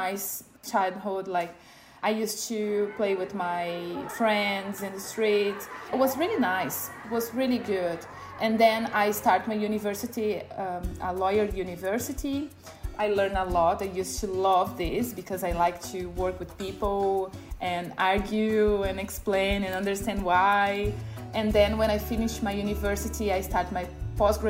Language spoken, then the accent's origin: English; Brazil; moved away as an adult; now in Toowoomba, Australia; My life in Brazil, growing up in Brazil, was really nice